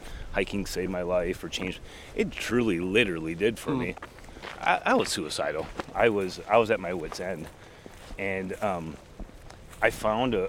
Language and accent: English; Minnesota, United States; accent: Minnesota; gave me the name … because of my Minnesota accent